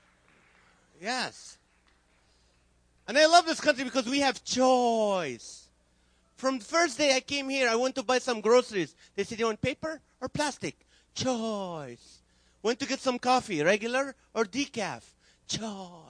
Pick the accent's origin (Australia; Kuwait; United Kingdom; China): Kuwait; English is a second language; also born or lived in Nazareth, Israel; now in California, United States; So I was born in Israel. I grew up in Kuwait.